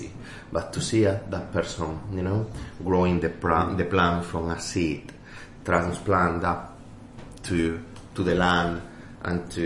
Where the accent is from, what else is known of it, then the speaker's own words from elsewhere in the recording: Extremadura, Spain; first language Spanish; English is a second language; moved away as an adult; now in London, United Kingdom; I grew up in Extremadura